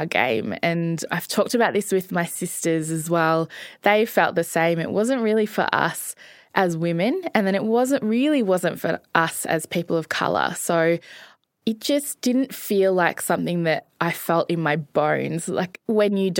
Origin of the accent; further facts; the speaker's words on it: Melbourne, Victoria, Australia; I was born and raised in Essendon